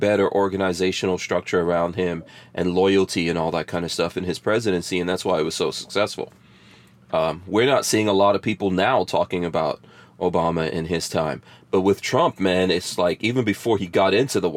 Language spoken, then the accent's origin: English; New York City, New York, United States; now in Florida, United States; I grew up in New York as well